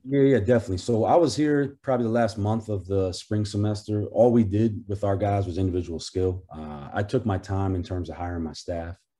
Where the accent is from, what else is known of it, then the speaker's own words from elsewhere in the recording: Portland, Maine, United States; I'm from Portland, Maine, which is about two hours south of where the campus is